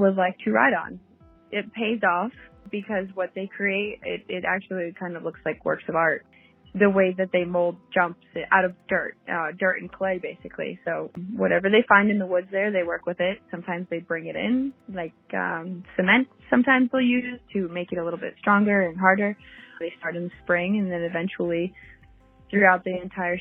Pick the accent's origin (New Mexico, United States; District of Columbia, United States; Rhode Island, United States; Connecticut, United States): Connecticut, United States; Oxford; now in Bohemia, United States; I am originally from Oxford, Connecticut, which is super small, but I live in Long Island now, in Bohemia, Long Island, New York